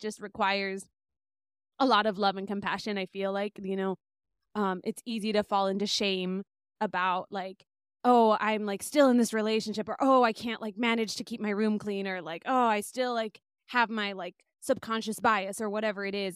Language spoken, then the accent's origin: English; Bay Area, Northern California, United States; also born or lived in Lima, Peru / Boston; I grew up in the in the Bay Area, Northern California